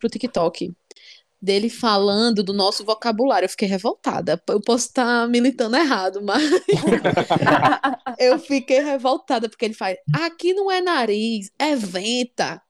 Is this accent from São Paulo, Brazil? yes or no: no; Natal, Rio Grande do Norte, Brazil; accent: natalense; Eu achava que eu não tinha sotaque. Eu achava hum. que, que eu não tinha tantas referências daqui